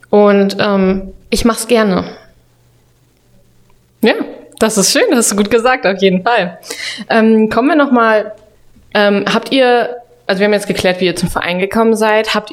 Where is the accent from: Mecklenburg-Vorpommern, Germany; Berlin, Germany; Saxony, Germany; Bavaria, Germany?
Mecklenburg-Vorpommern, Germany; Rostock; ist ein ehemaliger Rostock-Spieler. Ich komme aus Rostock, man kannte sich.